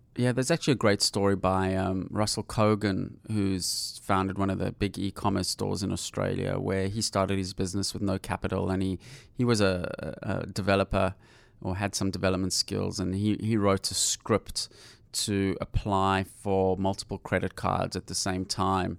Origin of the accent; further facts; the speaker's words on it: South Africa; I'm from South Africa